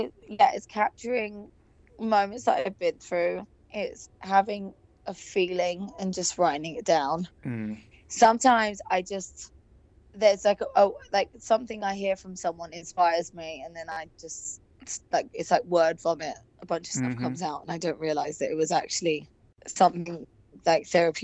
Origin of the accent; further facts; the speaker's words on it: England, United Kingdom; now in Los Angeles, United States; I've still never had therapy or anything because I'm so English. But I think now that I've lived in LA for so long